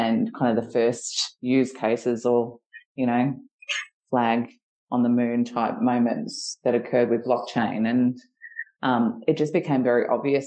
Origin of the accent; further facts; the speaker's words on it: Geelong, Victoria, Australia; I'm a girl from Geelong. I grew up in, you know, a rural town